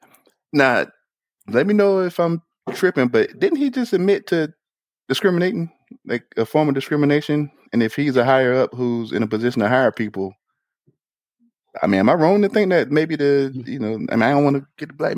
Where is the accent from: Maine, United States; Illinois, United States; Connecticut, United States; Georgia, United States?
Georgia, United States; Augusta; I'm from Augusta, and most of the high schools are majority black